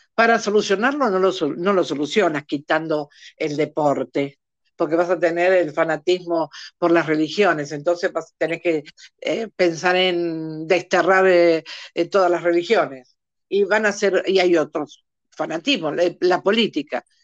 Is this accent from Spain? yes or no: no; Argentina; en mi país, Argentina, para el, para, para el que no se dio cuenta que soy argentina